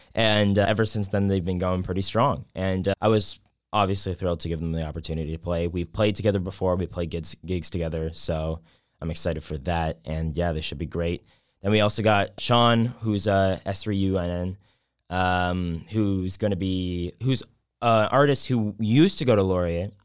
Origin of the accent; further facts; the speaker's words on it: Whitby, Ontario, Canada; also born or lived in Waterloo, Canada; I'm from Whitby. Um, so Durham region